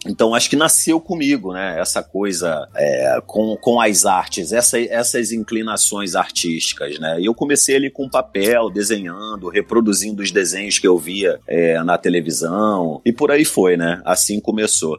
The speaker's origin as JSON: {"language": "Portuguese", "area": "favela da Metral", "region": "Rio de Janeiro", "country": "Brazil", "tie": "born or raised there", "said": "lá da favela da Metral, onde eu cresci"}